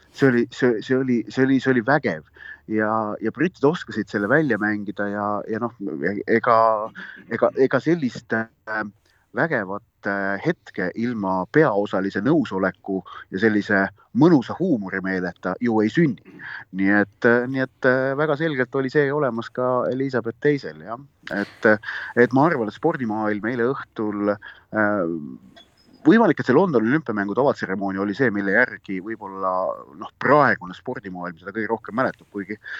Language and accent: Estonian; Estonia; ma olen Eestist